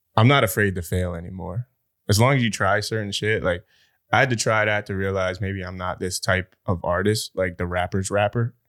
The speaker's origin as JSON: {"language": "English", "region": "New Jersey", "country": "United States", "said": "I'm South Jersey"}